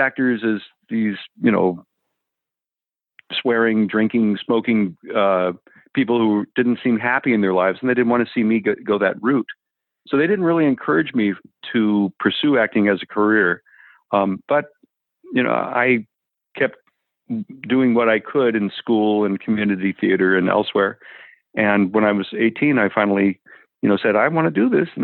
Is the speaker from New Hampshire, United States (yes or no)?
no; Los Angeles, California, United States; I was raised in L.A.